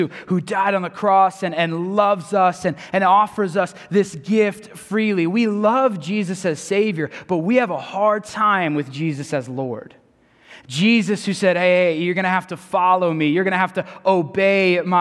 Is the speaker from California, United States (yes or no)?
yes; San Diego, California, United States; moved away; Growing up in San Diego, my family is Padres fans when it comes to baseball